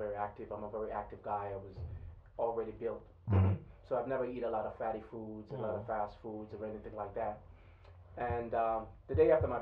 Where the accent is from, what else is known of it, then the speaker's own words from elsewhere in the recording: Kingston, Jamaica; now in United States; I was born and raised in Kingston, Jamaica